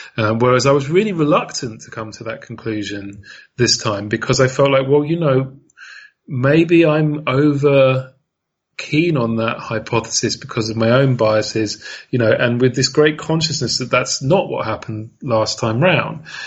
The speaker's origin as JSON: {"language": "English", "country": "United Kingdom", "said": "I'm Brit, I'm a Brit"}